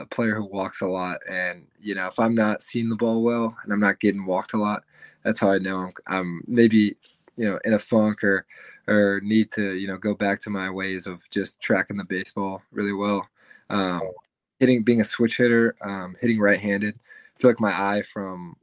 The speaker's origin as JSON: {"language": "English", "town": "Atlanta", "region": "Georgia", "country": "United States", "tie": "born or raised there", "moved": "as an adult", "lives_now": "Kentucky, United States", "said": "I'm from the Atlanta area, and there's Lake Point, which is like 45 minutes from my house"}